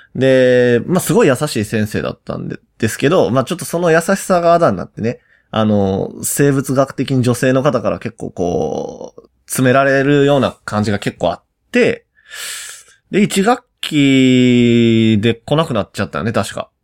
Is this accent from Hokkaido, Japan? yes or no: no; Osaka, Japan; 僕ら大阪出身の幼馴染二人